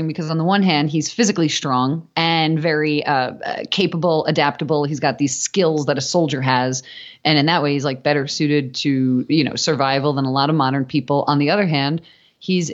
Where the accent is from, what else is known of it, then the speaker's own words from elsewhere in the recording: New York City, New York, United States; moved away as an adult; also born or lived in Manhattan; now in Los Angeles, United States; I'm from New York originally, born and raised in Staten Island, and I went to school in Manhattan.